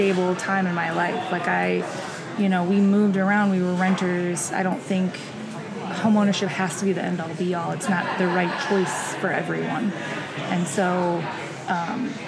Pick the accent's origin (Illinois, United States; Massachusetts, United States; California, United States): Illinois, United States; Bloomington; I was born and raised in Bloomington, went to Bloomington schools